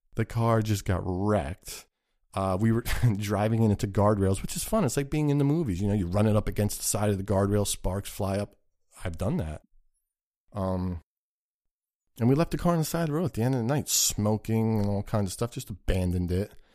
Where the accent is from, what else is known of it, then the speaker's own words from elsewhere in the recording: United States; growing up in the United States of America